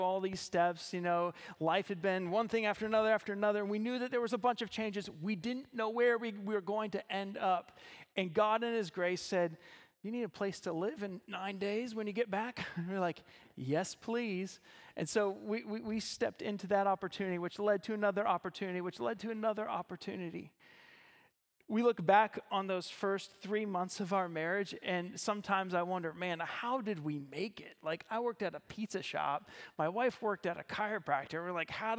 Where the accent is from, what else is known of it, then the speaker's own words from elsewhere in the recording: Ohio, United States; moved away as an adult; now in Zeeland, Michigan, United States; I'm originally from Ohio